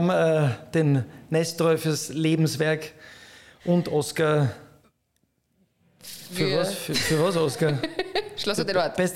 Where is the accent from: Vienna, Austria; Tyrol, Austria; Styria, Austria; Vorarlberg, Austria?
Vienna, Austria; Ich bin in Wien geboren.